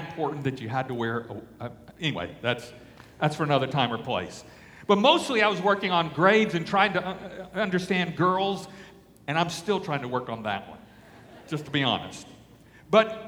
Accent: Alexandria, Louisiana, United States; I grew up in Alexandria, Louisiana

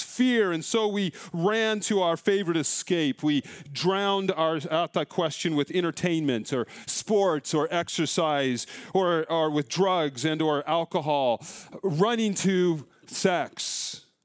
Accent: Colorado, United States; now in Iowa, United States; growing up in Colorado

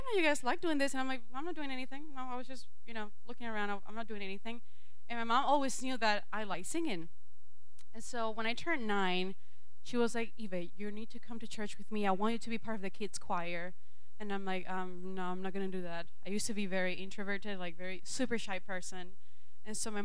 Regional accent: Venezuela; English is a second language; moved away as an adult; now in United States; when I was in Venezuela, I grew up in a Christian home.

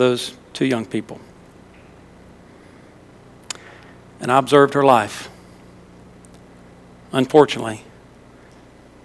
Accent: Louisiana, United States; moved away; I was from Louisiana

